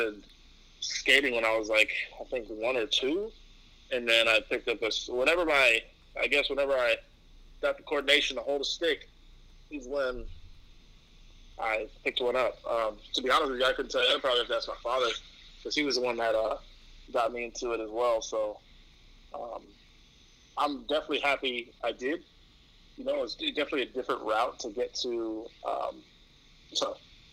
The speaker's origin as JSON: {"language": "English", "town": "New York City", "region": "New York", "country": "United States", "tie": "born or raised there", "said": "growing up in New York"}